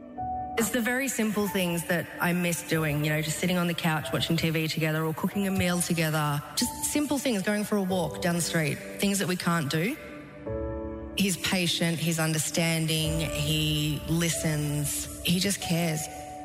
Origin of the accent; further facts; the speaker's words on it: Clyde, Australia; I'm 33 from Clyde